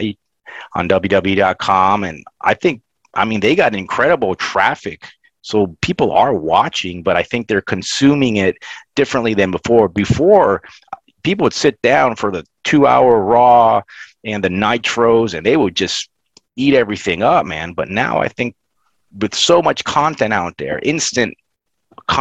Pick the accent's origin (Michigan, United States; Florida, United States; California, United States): Florida, United States; I grew up in Florida